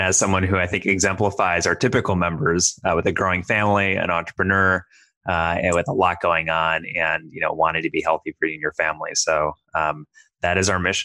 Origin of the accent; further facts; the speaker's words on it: Minnesota, United States; I grew up in Minnesota